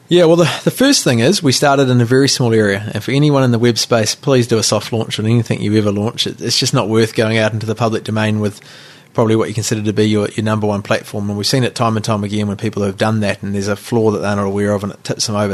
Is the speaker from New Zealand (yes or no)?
yes; New Zealand; also born or lived in Rotorua / Nelson; now in Auckland, New Zealand; we grew up in Rotorua and Nelson, uh, you know, we knew our neighbours, and all of a sudden, in ten years living in Auckland